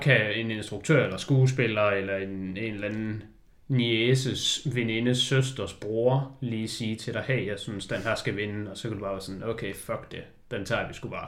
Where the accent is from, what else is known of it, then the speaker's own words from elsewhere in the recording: Denmark; vi er danskere